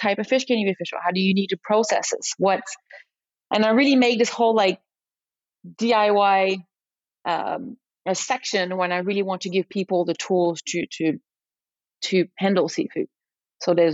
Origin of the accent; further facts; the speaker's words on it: France; accent: very thick French; English is a second language; now in United States; I'm French, so as you can probably hear it in my very thick accent, I'm very French influenced